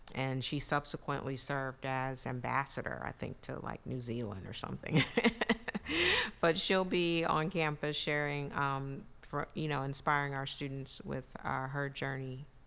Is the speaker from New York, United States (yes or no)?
yes; New York City, New York, United States; moved away as an adult; also born or lived in Brooklyn, New York / San Antonio, Texas; now in Mississippi, United States; New York City, where I was born in Brooklyn and raised in Queens